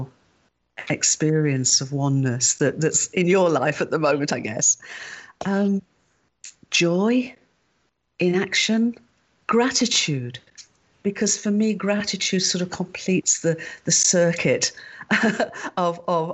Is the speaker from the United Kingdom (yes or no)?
yes; United Kingdom; I'm a Brit